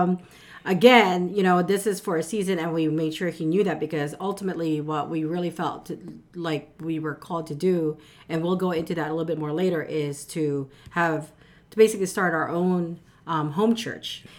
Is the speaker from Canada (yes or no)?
no; Philippines; now in United States; I was born in the Philippines, but most of my family, immediate, are, are already here in the U S